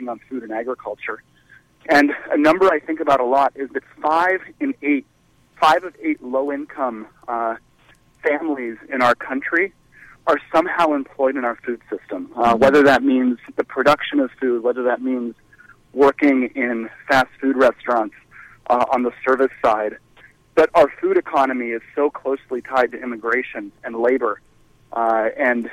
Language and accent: English; Nooksack Valley, Whatcom County, Washington, United States; I grew up in Nooksack Valley, which for those of you who don't know is this small rural farming community up in northeast Whatcom County, right up on the Canadian border